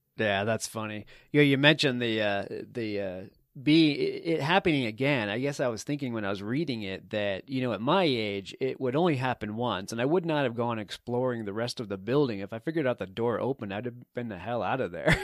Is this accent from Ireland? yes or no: no; East Coast, United States; you and i both grew up on the the east coast